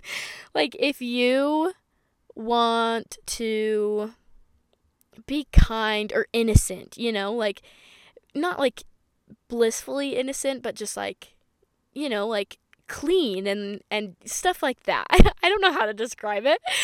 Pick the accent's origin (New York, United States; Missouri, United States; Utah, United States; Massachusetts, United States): Utah, United States; I'm from Utah